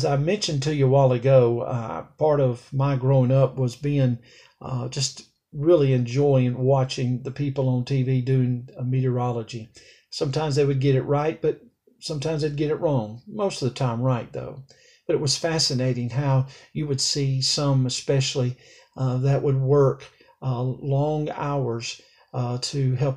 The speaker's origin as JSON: {"language": "English", "region": "Alabama", "country": "United States", "tie": "born or raised there", "said": "It's where I was born. It's so therefore it's my home state. It was where I was raised"}